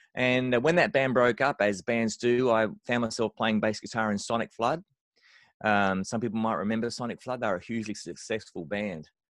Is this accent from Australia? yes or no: yes; Australia; I'm an Australian bass player